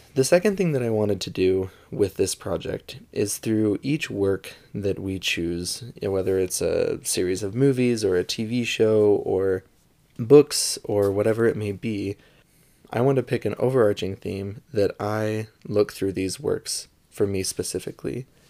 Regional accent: St. George, Utah, United States; now in Salt Lake City area, United States; I am from Saint George, Utah, which is a smaller town in southern Utah, kind of close to Las Vegas. and I was born and raised there

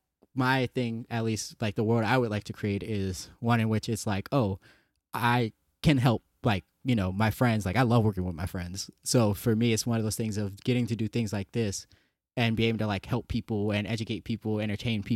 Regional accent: New Orleans, Louisiana, United States; I grew up in New Orleans.

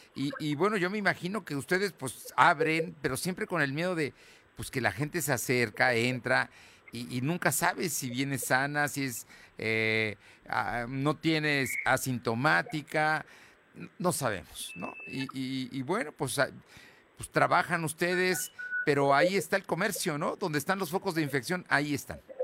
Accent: Puebla, Mexico; como muchos poblanos, estamos orgullosos de nuestro centro histórico

